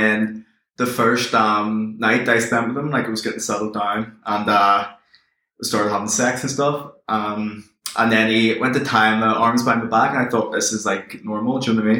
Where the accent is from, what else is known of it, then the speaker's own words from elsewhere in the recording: Belfast, Northern Ireland, United Kingdom; Belfast in Northern Ireland.